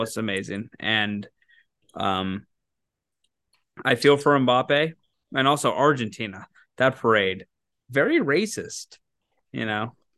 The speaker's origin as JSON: {"language": "English", "town": "Lacey", "country": "United States", "tie": "born or raised there", "said": "my roof in Lacey, my hometown roof"}